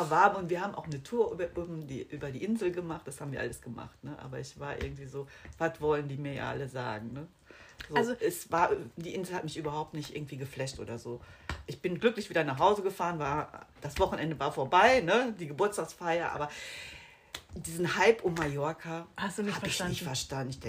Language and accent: German; Bonn, North Rhine-Westphalia, Germany; Ich komme aus dem Rheinland.